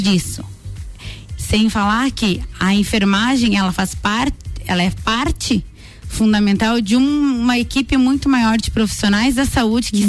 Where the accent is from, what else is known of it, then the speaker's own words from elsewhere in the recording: Lages, Santa Catarina, Brazil; Eu sou natural de Lages mesmo